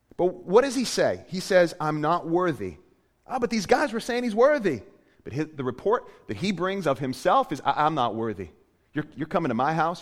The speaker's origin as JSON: {"language": "English", "town": "Portland", "region": "Maine", "country": "United States", "tie": "born or raised there", "moved": "yes", "said": "I, I grew up in Maine. Uh, I'm from Portland, Maine"}